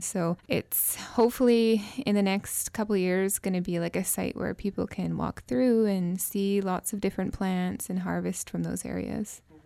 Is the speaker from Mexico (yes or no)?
no; Tsartlip, British Columbia, Canada; we started as a team of two youth from Sarlip, myself, I'm also from Sarlip